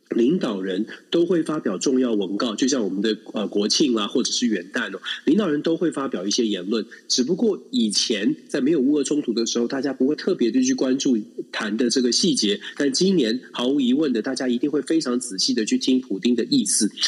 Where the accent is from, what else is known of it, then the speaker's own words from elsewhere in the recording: Taiwan; 都是同一个地方，都是在台湾长大的